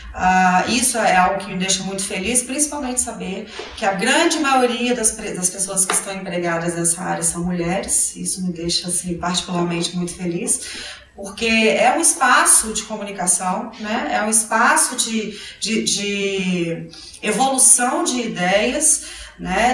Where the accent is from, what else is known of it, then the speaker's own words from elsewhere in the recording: Belo Horizonte, Minas Gerais, Brazil; eu sou mineira, sou de Belo Horizonte